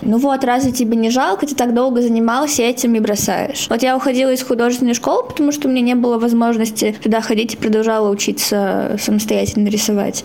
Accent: Irkutsk, Irkutsk Oblast, Russia; я из Иркутска, мне 17 лет

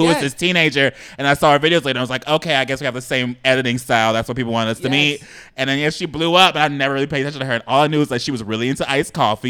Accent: South Bay, Los Angeles County, California, United States; Now I tell people I'm from South Bay, which is in LA County, and now I'm not from LA, girl. I don't know this city.

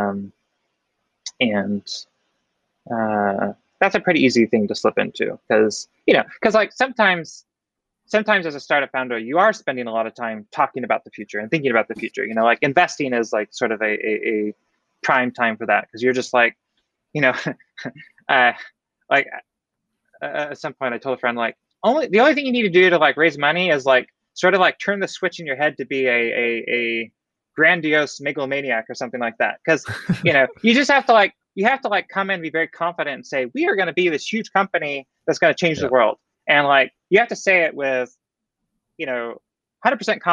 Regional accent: Oregon, United States; I grew up in the Northwest, so that's like in Oregon

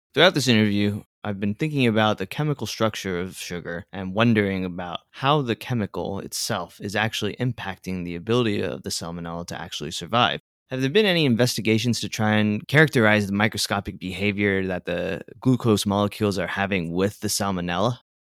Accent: South Florida, United States; moved away; I come from South Florida

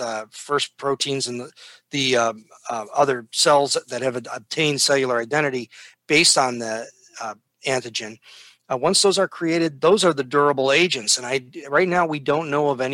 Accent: Downers Grove, Illinois, United States; moved away; also born or lived in Chicago; I grew up in Downers Grove and in Chicago

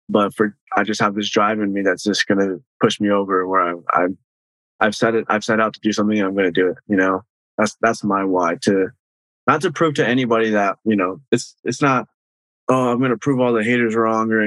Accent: Bakersfield, California, United States; I'm born and raised in Bakersfield

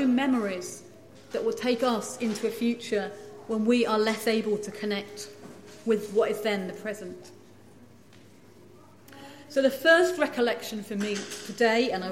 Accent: England, United Kingdom; moved away as an adult; now in Scotland; I grew up in England

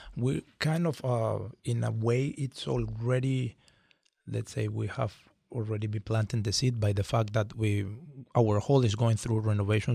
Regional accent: Venezuela; moved away as an adult; now in San Diego, United States; I come from Venezuela, and I was lucky enough to be born there

